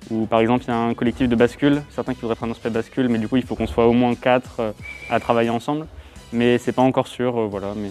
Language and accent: French; Châtellerault, Nouvelle-Aquitaine, France; comme je viens de Châtellerault, j'étais déjà dans cette école avant dans les cours loisirs.